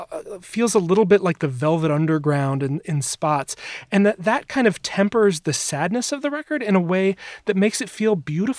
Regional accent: Wisconsin, United States; my home state of Wisconsin

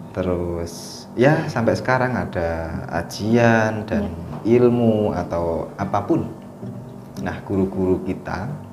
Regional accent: Java, Indonesia; saya lahir di Jawa

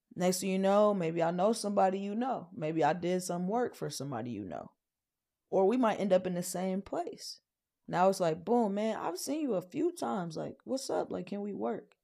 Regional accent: Wisconsin, United States; moved away; also born or lived in Chicago; I come from Wisconsin, Chicago

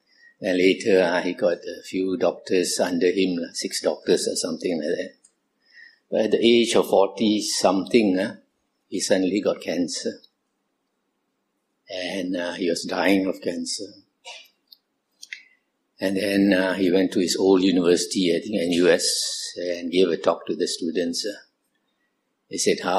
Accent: Kuala Lumpur, Malaysia; I was born in Kuala Lumpur, 1947. I grew up in Kuala Lumpur.

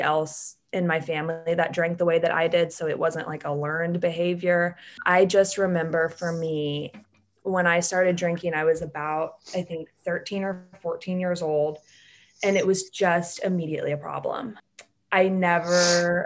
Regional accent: Atlanta, Georgia, United States; I'm from Atlanta, Georgia, and I grew up super normal

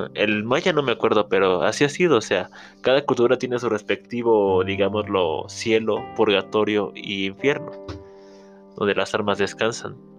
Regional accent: Mexico; para nosotros como mexicanos

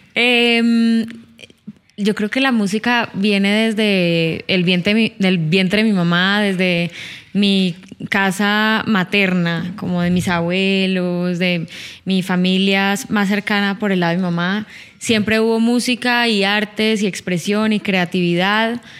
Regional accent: Cali, Valle del Cauca, Colombia; now in Bogotá, Colombia; Yo no soy de Bogotá, yo soy de Cali, ajá, yo soy de Cali

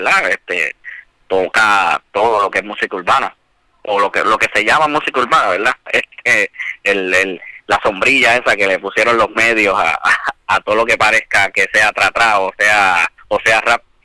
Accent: Bayamón, Puerto Rico; also born or lived in Bronx, New York; yo soy natural de, de Bayamón. Este, nací en el Bronx, llegué aquí a Puerto Rico a los cuatro años

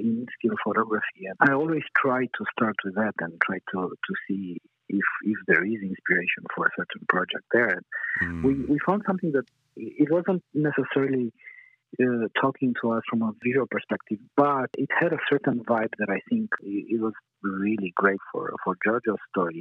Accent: Romania; moved away; I'm originally from Romania

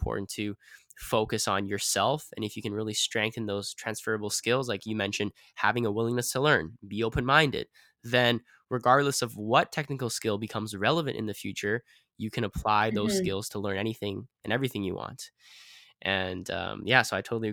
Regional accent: Vancouver, British Columbia, Canada; I was born and raised in Vancouver

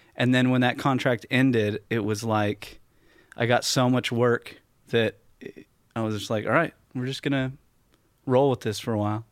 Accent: West Coast, United States; also born or lived in Fort Lauderdale; growing up on the West Coast

